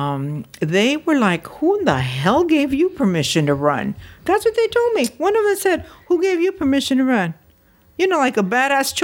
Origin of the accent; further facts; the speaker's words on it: Los Angeles, California, United States; also born or lived in Tizapán el Alto, Jalisco, Mexico; We landed in Watts on Narrow Street. And then my dad rented my mom and the three of us a little apartment room right where Department of Water and Power is right now in Bunker Hill